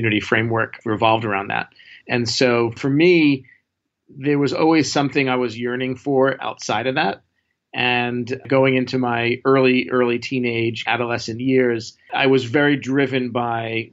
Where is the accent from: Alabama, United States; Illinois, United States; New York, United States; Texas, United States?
New York, United States; New York City; I grew up in Brooklyn, not the cool part of Brooklyn where everyone's trying to move to now